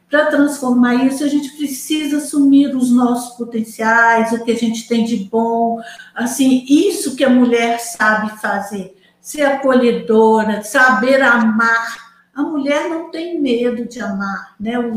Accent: Manaus, Amazonas, Brazil; born there; Eu nasci em Manaus, Vádia, também.

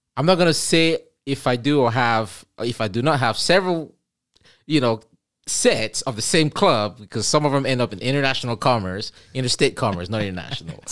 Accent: Cameroon; moved away; I'm originally from Cameroon. I say originally, but I, you know, I like to say I am from Cameroon still, and will ever be.

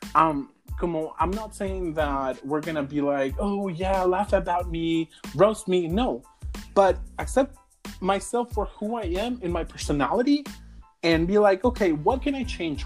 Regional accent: Huejuquilla el Alto, Jalisco, Mexico; yo soy originario de Jalisco. Yo soy de un pueblo que se llama Huejuquilla, el Alto Jalisco

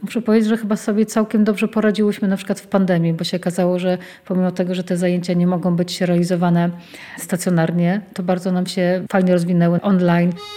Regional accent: a small town near Lublin, Lublin Voivodeship, Poland; Wywodzę się z takiej małej miejscowości pod Lublinem

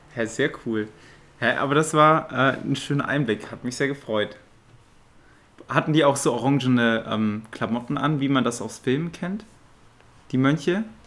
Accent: Aachen, North Rhine-Westphalia, Germany; moved away as an adult; now in Zurich, Switzerland; ich bin in Aachen aufgewachsen und jetzt bin ich in Zürich

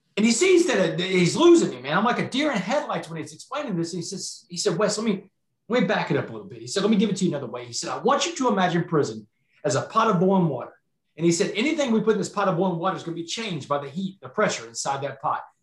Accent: Texas, United States; I was a star quarterback in my hometown, and I don't know how much y'all know about Texas high school football, but down here in Texas

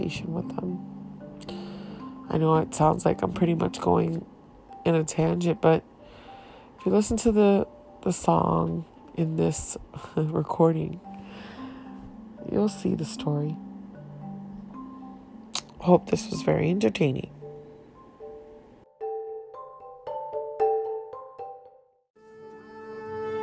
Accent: Miami, Florida, United States; first language Haitian Creole; I was raised in Miami

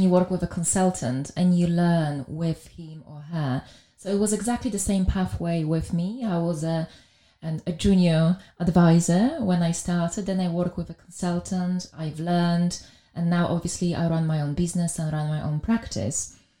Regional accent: Białystok, Podlaskie Voivodeship, Poland; English is a second language; moved away as an adult; now in London, United Kingdom; I was born in Poland in a very small town up north, which was called Białystok

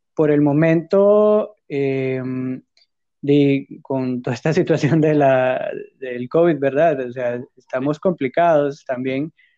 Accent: Honduras; de hecho soy de Honduras también

